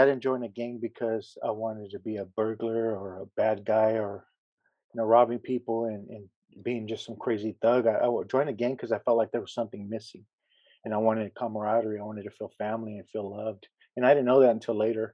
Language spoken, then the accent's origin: English; San Pedro, California, United States; also born or lived in Harbor City, California; I was born in Harbor City, California, and I was raised in San Pedro, California, which is next door